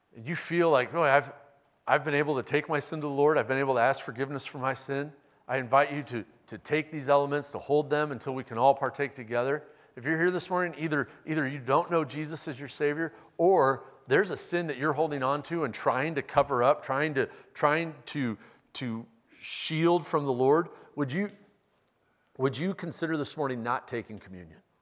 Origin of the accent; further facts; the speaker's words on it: Omaha, Nebraska, United States; Westbrook Evangelical Free Church that I grew up going to in Omaha